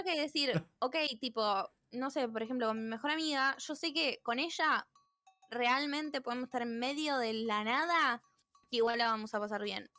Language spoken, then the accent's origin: Spanish; Argentina; siendo argentinos